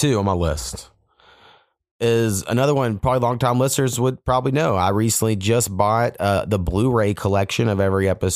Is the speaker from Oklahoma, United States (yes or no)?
yes; Southern Oklahoma, United States; moved away; I grew up in Southern Oklahoma, I relate really hard to culturally everything about King of the Hill. I mean, where I grew up like 4 miles from Texas